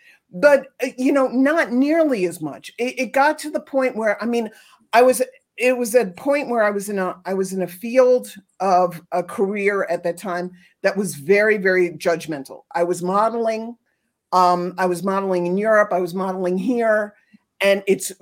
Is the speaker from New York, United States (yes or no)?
yes; New York City, New York, United States; I grew up in New York City, not Brooklyn, the island of Manhattan.